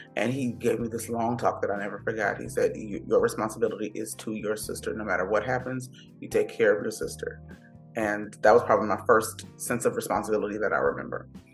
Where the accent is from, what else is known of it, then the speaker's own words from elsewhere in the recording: Miami, Florida, United States; first language English; moved away as an adult; now in Los Angeles, United States; I grew up in Miami